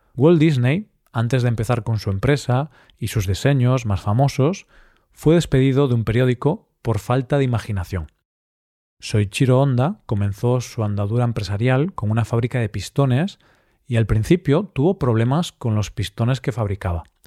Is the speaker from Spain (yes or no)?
yes; Spain; ya que soy español y he vivido prácticamente toda mi vida en España